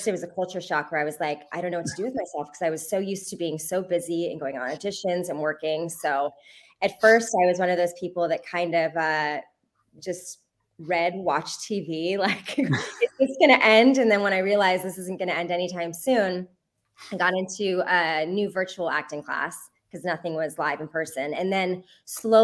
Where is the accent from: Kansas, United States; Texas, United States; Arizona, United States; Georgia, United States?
Arizona, United States; Tucson; moved away; I joined a children's performing group in my hometown of Tucson, Arizona